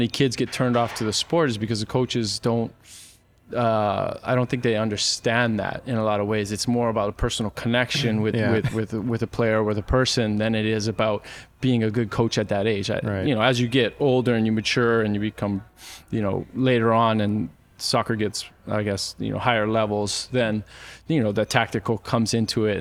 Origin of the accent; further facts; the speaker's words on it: Hawaii, United States; moved away as an adult; I grew up in Hawaii